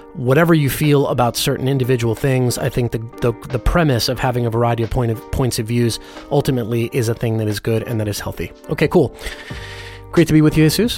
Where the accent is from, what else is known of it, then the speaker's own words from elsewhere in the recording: Los Angeles, California, United States; as a Christian, like, g, g, growing up in Hollywood